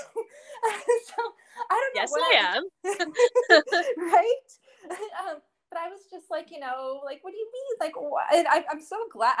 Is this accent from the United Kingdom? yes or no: no; Windsor, Ontario, Canada; I'm actually from Windsor, Ontario